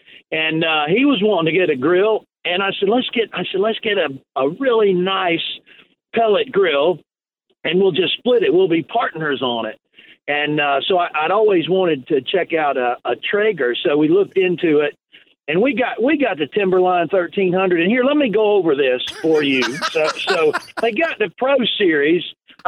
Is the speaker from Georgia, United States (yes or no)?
no; Cleveland, Tennessee, United States; And I'm originally from Cleveland, Tennessee. That's where I was born. My family actually lives in Cleveland, Tennessee